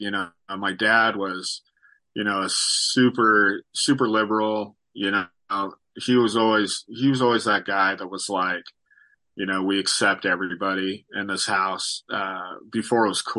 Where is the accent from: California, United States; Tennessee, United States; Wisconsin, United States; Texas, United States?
California, United States; Sacramento; also born or lived in Riverside; Sacramento is definitely my hometown, but I was born in Riverside, down south. But we moved around a ton when I was a kid.